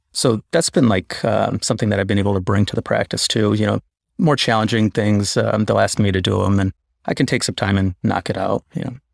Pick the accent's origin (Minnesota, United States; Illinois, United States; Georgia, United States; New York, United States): Illinois, United States; Chicago; I grew up in Chicago